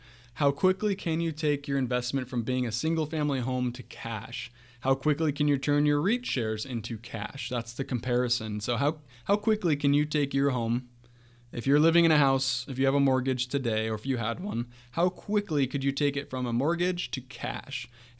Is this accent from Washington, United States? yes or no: yes; Washington, United States; Where I grew up in Eastern Washington State, grew up through the housing crisis